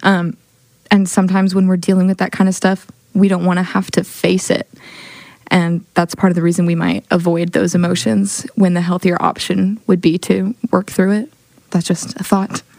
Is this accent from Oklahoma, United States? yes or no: yes; Oklahoma City, Oklahoma, United States; I'm from Oklahoma City, Oklahoma.